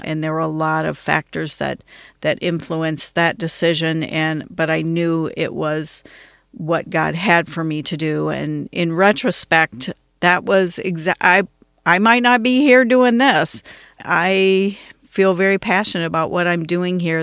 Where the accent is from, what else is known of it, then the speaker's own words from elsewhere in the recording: Washington, District of Columbia, United States; moved away; also born or lived in Detroit area, Michigan; I was from the Washington, D.C. area, I learned to drive on the Washington Beltway